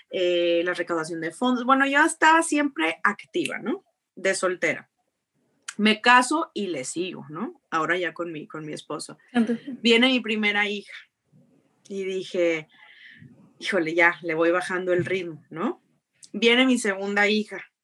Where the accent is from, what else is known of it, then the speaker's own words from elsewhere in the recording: Jicotencal, Tamaulipas, Mexico; Eh, ya soy de Jicotenca, Tamaulipas, de un pueblito muy chiquito que está allá en, el sur de Tamaulipas.